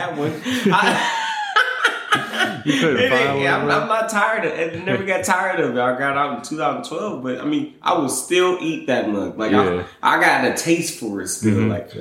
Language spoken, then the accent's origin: English; Michigan, United States; moved away as an adult; now in Louisiana, United States; I'm from Michigan. For everybody that don't know, I'm originally from Michigan.